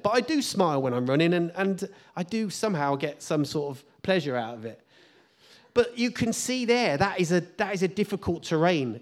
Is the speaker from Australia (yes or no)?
no; United Kingdom; as British people